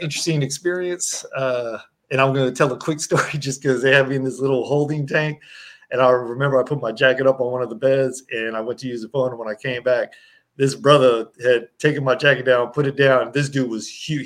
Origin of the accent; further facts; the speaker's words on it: Berkeley, California, United States; growing up in Berkeley, California